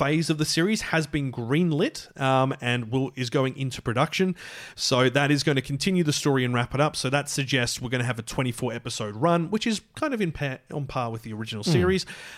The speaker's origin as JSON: {"language": "English", "region": "Scotland", "country": "United Kingdom", "said": "We're Scottish here"}